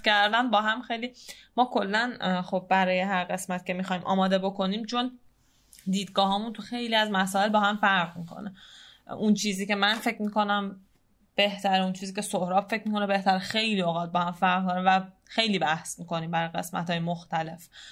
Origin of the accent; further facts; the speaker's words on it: Tehran, Tehran Province, Iran; شهر خودمون یعنی تهران